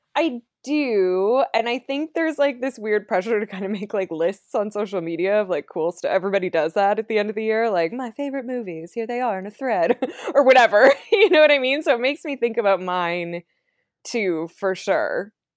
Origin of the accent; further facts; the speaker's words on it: Canada; I'm from Canada